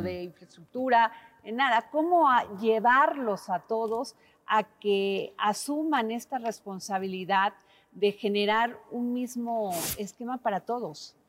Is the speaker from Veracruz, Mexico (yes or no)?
yes; Veracruz, Mexico; yo soy veracruzana